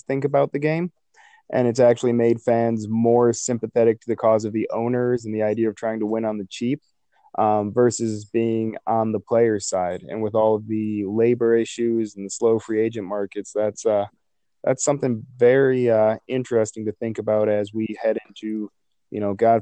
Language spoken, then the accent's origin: English; Illinois, United States; I grew up in Illinois